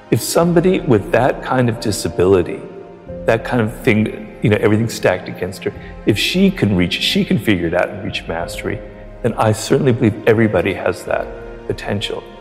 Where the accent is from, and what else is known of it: Ireland